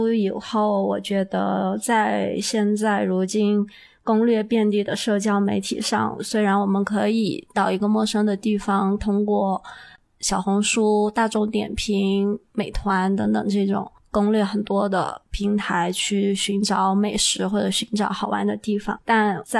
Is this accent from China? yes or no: yes; Yunnan, China; 我们云南人